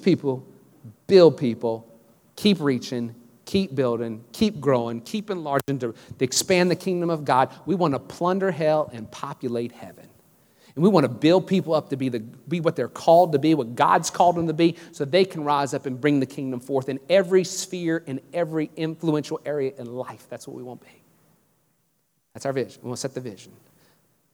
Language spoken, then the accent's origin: English; Louisiana, United States; now in Houston, United States; I grew up in Louisiana